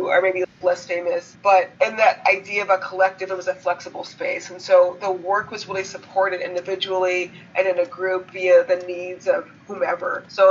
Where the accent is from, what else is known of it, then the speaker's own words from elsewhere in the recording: Oakland, California, United States; also born or lived in Berkeley; now in Los Angeles, United States; Yeah, I'm not from here. I'm from California. I'm from the Bay Area, from Oakland and Berkeley. My family has been there for 3 generations. So being a Black Californian is kind of like a funny thing generationally